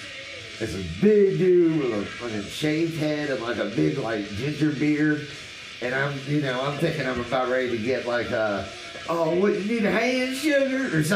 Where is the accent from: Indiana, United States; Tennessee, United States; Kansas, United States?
Tennessee, United States; I'm not from here. I'm from Tennessee.